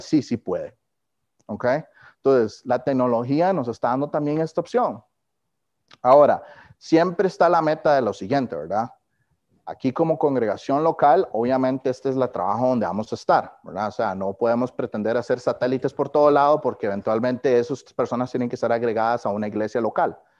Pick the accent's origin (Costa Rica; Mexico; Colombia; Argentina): Costa Rica; moved away as an adult; now in Kansas City, United States; yo no he soltado Costa Rica